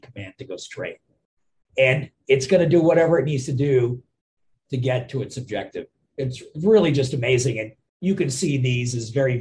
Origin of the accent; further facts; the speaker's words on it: India; now in Philadelphia, United States; I'm from India originally